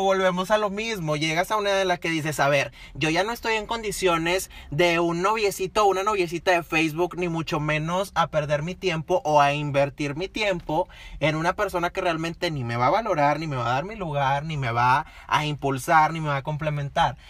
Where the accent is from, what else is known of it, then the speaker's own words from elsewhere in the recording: Monterrey, Nuevo León, Mexico; nosotros somos de Monterrey, Nuevo León